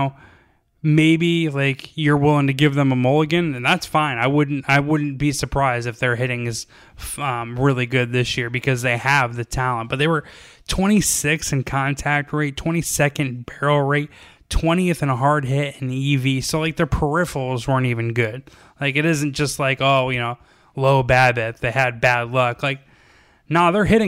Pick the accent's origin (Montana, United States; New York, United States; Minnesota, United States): New York, United States; I'm from New York